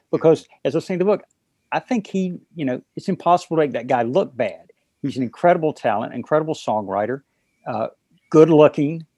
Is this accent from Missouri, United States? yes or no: no; North Carolina, United States; moved away as an adult; also born or lived in Miami / New York City; Growing up in North Carolina